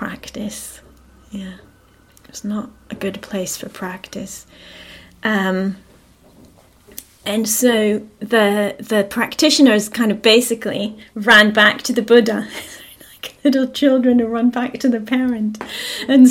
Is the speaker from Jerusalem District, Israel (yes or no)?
yes; Jerusalem, Jerusalem District, Israel; moved away; I grew up in Israel, yeah, and I grew up in Jerusalem